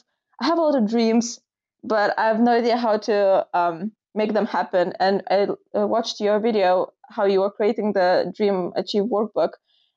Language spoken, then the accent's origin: English; United Kingdom; I'm from United Kingdom.